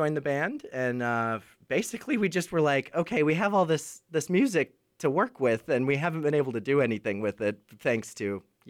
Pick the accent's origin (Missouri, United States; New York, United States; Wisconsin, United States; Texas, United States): Wisconsin, United States; moved away as an adult; now in Nashville, United States; I do vocals and a lot of writing for the band. I'm originally from Wisconsin.